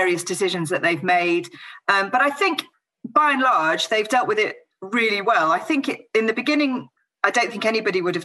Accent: Scarborough, Yorkshire and the Humber, United Kingdom; moved away as an adult; also born or lived in London; now in Cornwall, United Kingdom; grew up in Scarborough in North Yorkshire

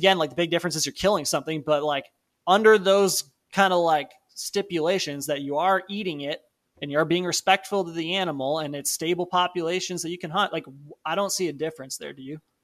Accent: Palatine, Illinois, United States; my hometown of Palatine

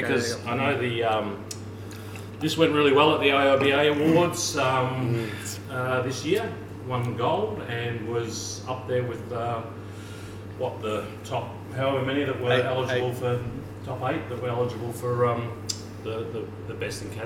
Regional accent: Bendigo, Victoria, Australia; now in Torquay, Australia; I grew up in Bendigo, which is a long way from the surf

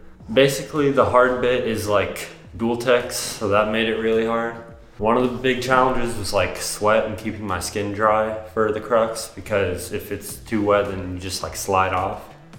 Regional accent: Dallas, Texas, United States; I was born in Dallas, Texas.

